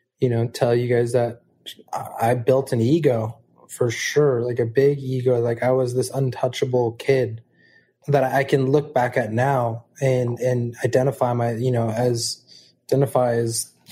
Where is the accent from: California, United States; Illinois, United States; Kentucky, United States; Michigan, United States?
California, United States; Malibu; Our family is old Malibu. You know, it's ranch Malibu